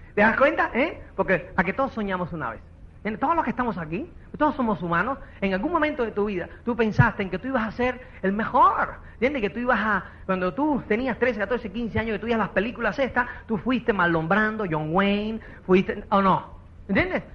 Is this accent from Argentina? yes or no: no; Cuba; now in Spain; uno, como es cubano